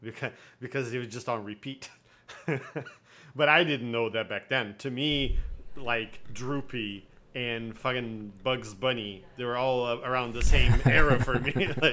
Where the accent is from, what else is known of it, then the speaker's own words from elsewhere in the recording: Brazil; now in North America; I grew up in Brazil